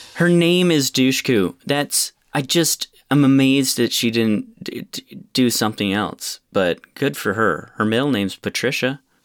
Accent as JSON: {"language": "English", "town": "Rochester", "country": "United States", "tie": "born or raised there", "said": "my hometown, Rochester"}